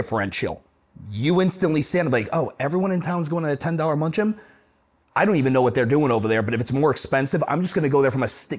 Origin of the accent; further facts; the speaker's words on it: Cleveland, Ohio, United States; now in Charlotte, United States; I'm from Cleveland, Ohio, right?